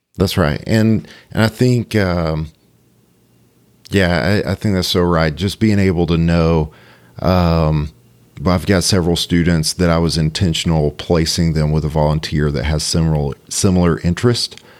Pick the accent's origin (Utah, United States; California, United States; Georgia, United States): Georgia, United States; Cartersville; I grew up in Cartersville.